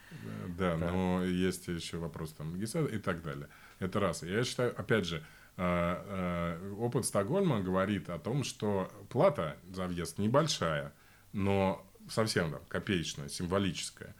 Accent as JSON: {"language": "Russian", "region": "Voronezh Oblast", "country": "Russia", "tie": "born or raised there", "moved": "as an adult", "lives_now": "Berlin, Germany", "said": "Я жил э, большую часть своей жизни 40 километров от одной атомной станции"}